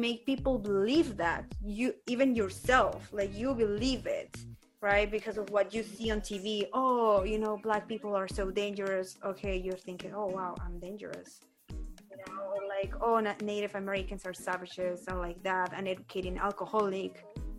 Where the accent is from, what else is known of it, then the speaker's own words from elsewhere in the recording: southern Peru, Peru; English is a second language; now in United States; I am not from India. I am Native American. You know, I am from the south of Peru. My ancestors are Incas, even before the Incas